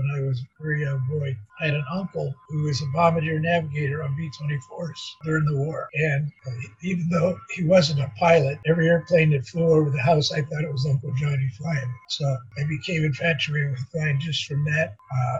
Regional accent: Ohio, United States; moved away; also born or lived in Pittsburgh, Pennsylvania / Jacksonville, Florida; Born in Pittsburgh, basically grew up in Ohio.

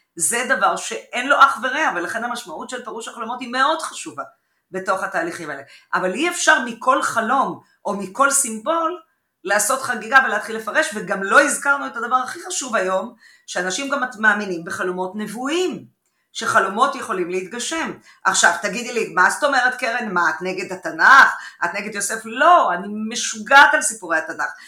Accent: Haifa, Haifa District, Israel; בבית בחיפה

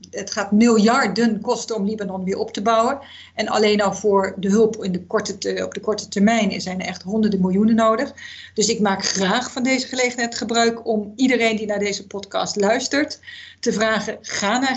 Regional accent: Zambia; moved away; Ik ben opgegroeid in Zambia.

